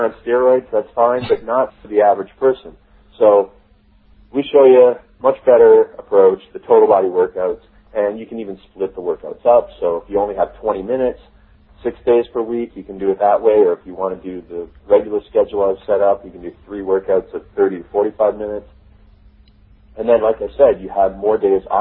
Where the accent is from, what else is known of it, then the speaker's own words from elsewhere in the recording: Canada; also born or lived in Toronto; I'm from Canada. Toronto is where I live